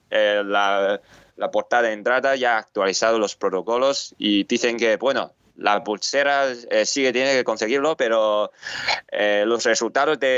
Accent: Spain; yo siempre soy de, soy de España

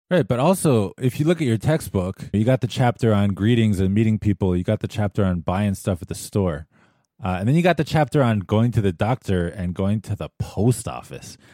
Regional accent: United States

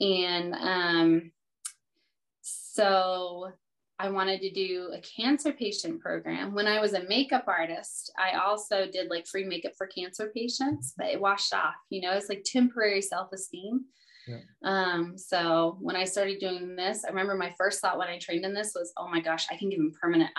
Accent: the South, United States; I was raised in the South

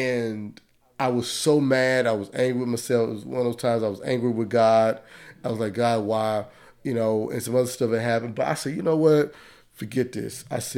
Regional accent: Dallas, Texas, United States; And growing up in the Southeast sector of Dallas, I didn't want to live that life.

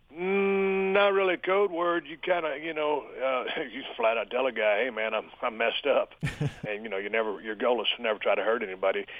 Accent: South Texas, United States; when I was growing up in South Texas

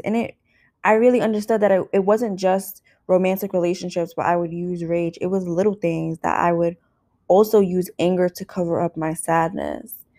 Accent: New York City, New York, United States; where I grew up, A K A New York City

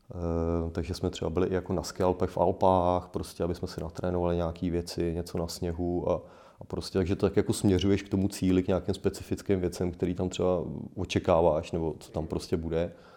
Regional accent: Poděbrady, Central Bohemian Region, Czechia; pocházím z Poděbrat

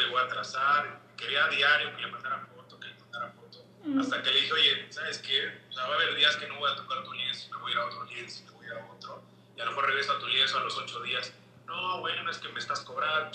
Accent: Puebla, Mexico; es mi identidad como mexicano, como poblano

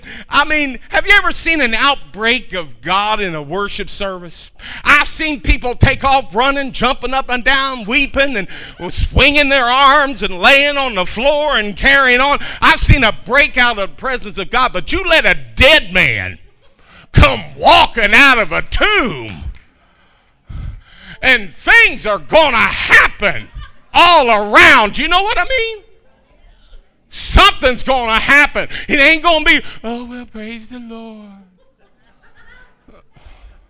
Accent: Kentucky, United States; I'm from Kentucky

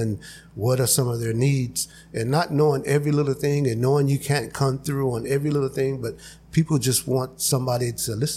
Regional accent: El Centro, California, United States; also born or lived in Calexico; now in Brawley, United States; I grew up in El Centro, and I actually grew up in the projects in El Centro

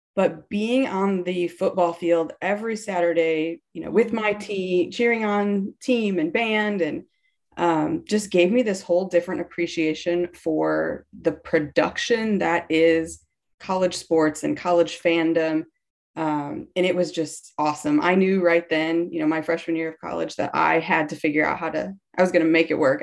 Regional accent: Wisconsin, United States; I grew up in Wisconsin

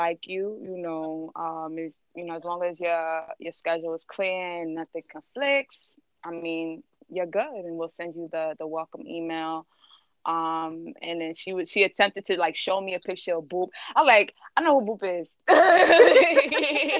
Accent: New York City, New York, United States; I'm from Queens

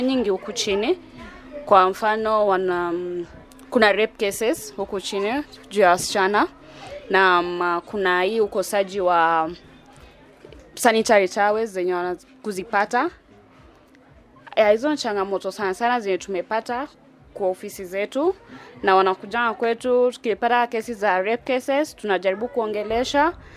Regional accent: Sarang'ombe, Kibra, Nairobi, Kenya; Natoka Sarang'ombe

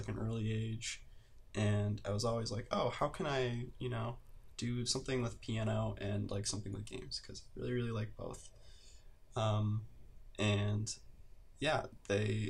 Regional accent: Cleveland, Ohio, United States; moved away as an adult; also born or lived in Boston; now in Los Angeles, United States; I hail from Cleveland, Ohio.

